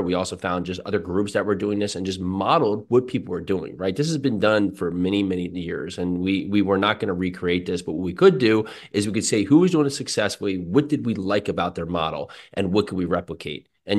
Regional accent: Westfield, New Jersey, United States; I grew up in New Jersey, Westfield, New Jersey.

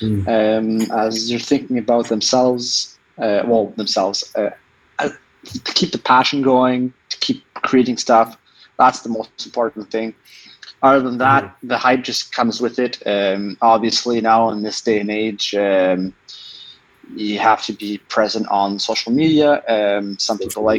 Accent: Gatineau, Quebec, Canada; We're both from Gatineau

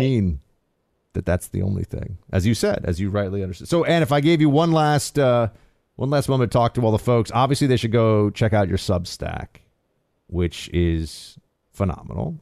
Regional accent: New York, United States; as a New Yorker

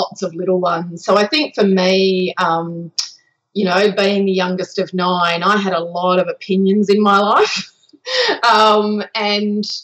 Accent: Western Australia, Australia; accent: Australian; So I am Australian, in case you couldn't tell from the accent. I grew up in Perth, a small country town a couple of hours north of Perth

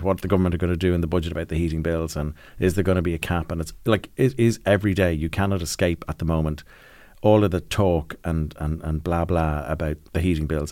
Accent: Ireland; when we grew up in Ireland

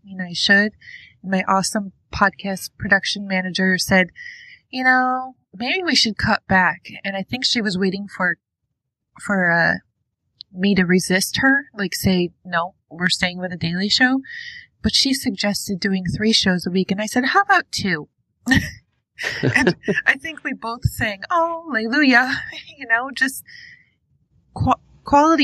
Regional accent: New York, United States; now in Ohio, United States; I'm from New York. I moved out to Ohio from Westchester County.

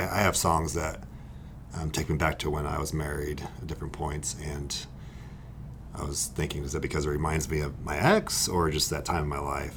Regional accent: California, United States; I grew up in California as well.

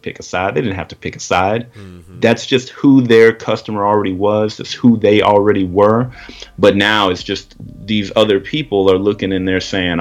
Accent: Little Rock, Arkansas, United States; now in Omaha, United States; I'm originally from Little Rock, Arkansas

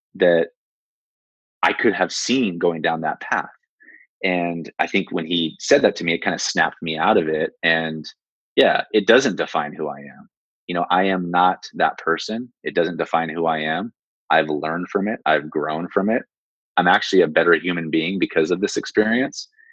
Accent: San Jose, California, United States; I'm born and raised in San Jose.

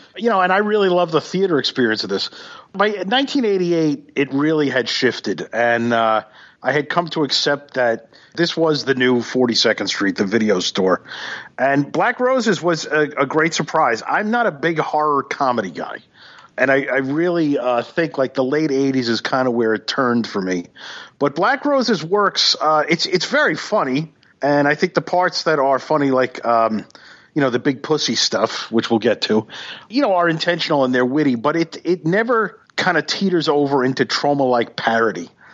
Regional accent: New York City, New York, United States; I, I grew up in Flatbush

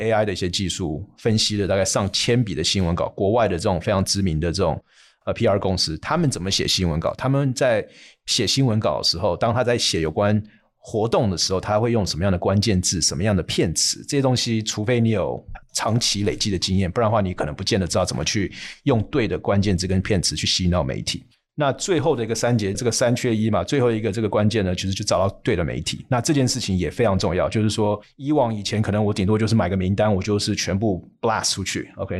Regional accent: United States; moved away as an adult; 从小在美国那边长大，甚至也在那边念书、工作，甚至又回去念书

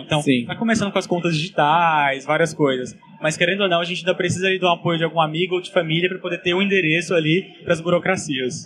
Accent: Goiânia, Goiás, Brazil; moved away as an adult; eu sou de Goiânia

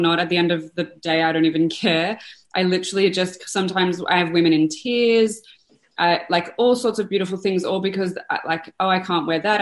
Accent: Australia; I am from Australia

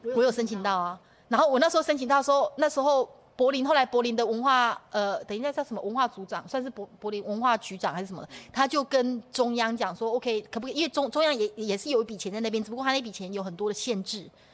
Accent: Taiwan; now in Germany; 或是我们从台湾来的

